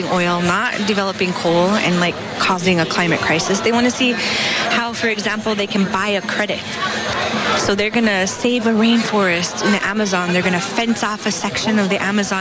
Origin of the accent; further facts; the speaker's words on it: Fort Berthold Reservation, North Dakota, United States; moved away; grew up in North Dakota, grew up on the Fort Berthold Reservation